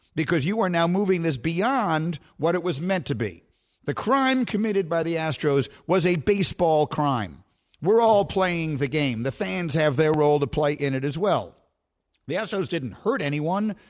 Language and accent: English; New York, United States; I was a Knicks fan growing up in New York